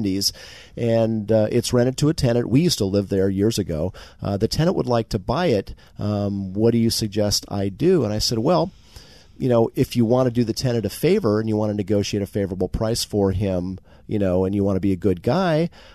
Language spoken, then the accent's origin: English; Marin County, California, United States; I'm born and raised in Marin County